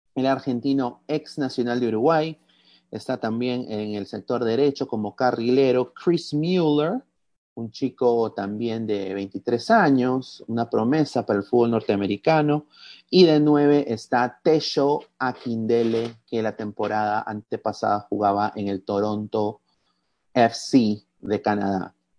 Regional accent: Peru; como peruano

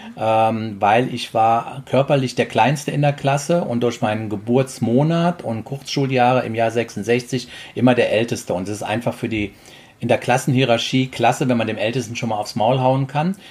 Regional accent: Trier, Rhineland-Palatinate, Germany; moved away; Ich komme aus der Trierer Gegend.

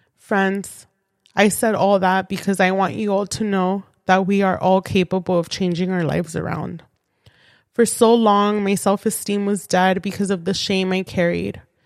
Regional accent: San Fernando Valley, California, United States; I was born and raised in the San Fernando Valley.

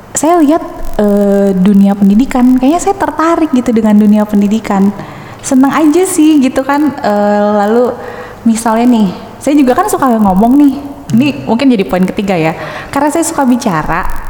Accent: Bandung, West Java, Indonesia; moved away as an adult; now in Bekasi, Indonesia; saya lahir dan besar tuh di Bandung sampai kuliah itu di Bandung

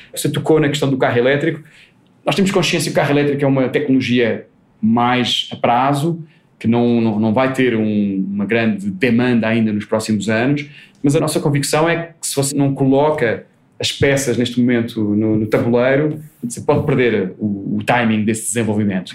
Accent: Portugal; accent: Portuguese; moved away as an adult; now in Brazil

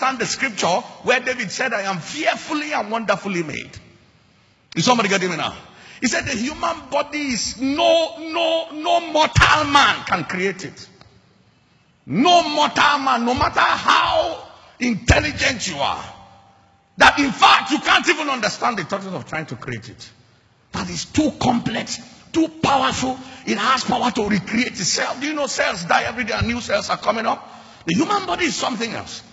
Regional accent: Lagos, Nigeria; moved away; also born or lived in Uyo; I was born in Lagos

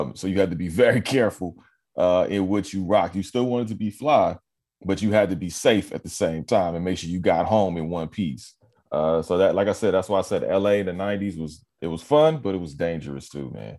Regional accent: Los Angeles, California, United States; also born or lived in Carson / Inglewood / Long Beach; I'm born and raised in L

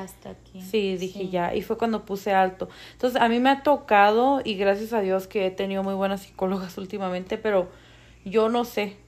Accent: northern Mexico, Mexico; now in Denver, United States; orgullosamente mexicana, nacida en el norte de México

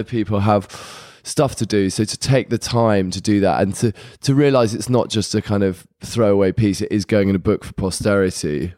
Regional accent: London, United Kingdom; moved away as an adult; was born in Hammersmith, and then we had a place, uh, just in Clapham in the early eighties

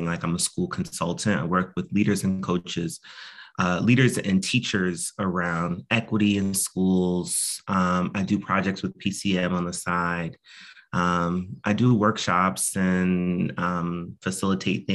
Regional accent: Northern New Jersey, United States; now in Philadelphia, United States; I'm originally from Northern New Jersey, but I've lived in quite a few different places. I've been in Philly for 12 years now.

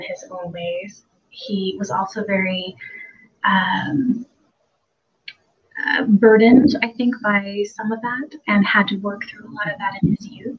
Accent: Port Townsend, Washington, United States; my hometown

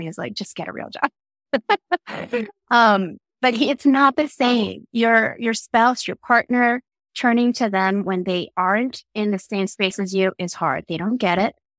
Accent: New York City, New York, United States; born or raised there; English is a second language; also born or lived in Philippines

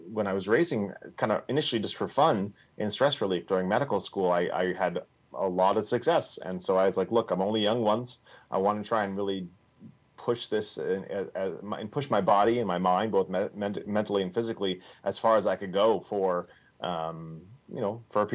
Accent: Vermont, United States; moved away; I'm originally from Vermont. I grew up there, went to a small undergraduate school up there.

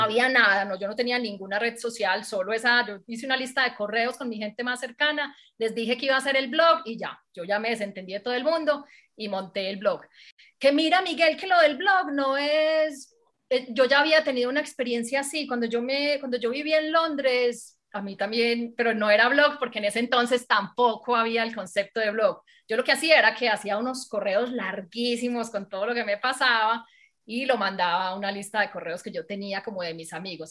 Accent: Medellín, Antioquia, Colombia; pasé por todos los medios de comunicación de aquí de Medellín, pues como se habrán dado cuenta, soy paisa

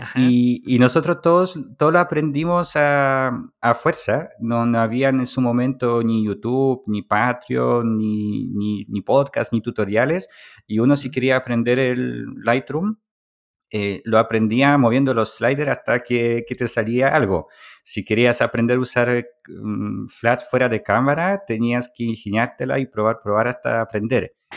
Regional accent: Poland; moved away; Polonia, que es mi país natal

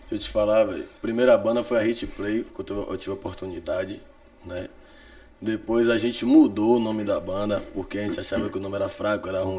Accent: Salvador, Bahia, Brazil; também sou de Cajazeiras

